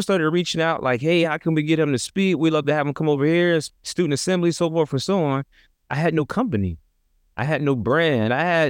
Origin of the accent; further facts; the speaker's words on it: Trenton, New Jersey, United States; I come from an inner city context, I come from Trenton, New Jersey, 7 square miles, about 90,000 people